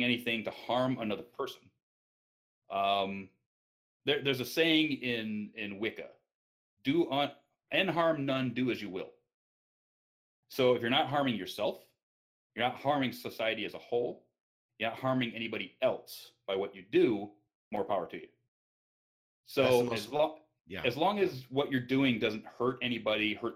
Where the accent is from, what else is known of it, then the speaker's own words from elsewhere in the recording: near Detroit, Michigan, United States; moved away; also born or lived in Las Vegas; Everybody knows I grew up in the Michigan area. I grew up near Detroit